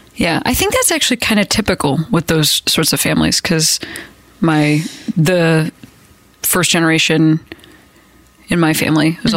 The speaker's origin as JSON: {"language": "English", "town": "Chicago", "region": "Illinois", "country": "United States", "tie": "born or raised there", "said": "But Chicago is one of those places. That's where I grew up."}